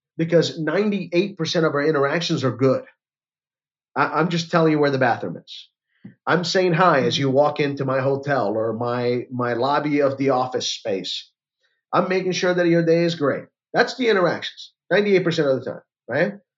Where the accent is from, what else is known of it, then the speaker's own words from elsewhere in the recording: Orlando, Florida, United States; I'm from Orlando, Florida